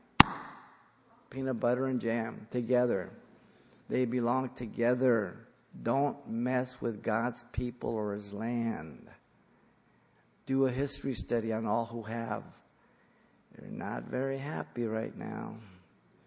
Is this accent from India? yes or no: no; Mexico; now in United States; I was born in Mexico